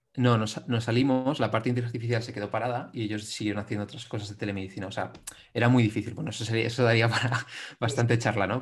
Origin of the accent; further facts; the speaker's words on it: Madrid, Community of Madrid, Spain; soy un chico de Madrid